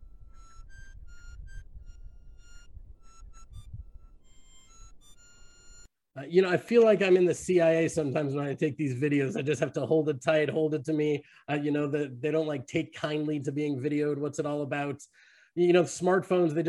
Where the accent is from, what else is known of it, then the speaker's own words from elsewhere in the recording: Texas, United States; now in Judea, Israel; I'm from America. I'm from Texas.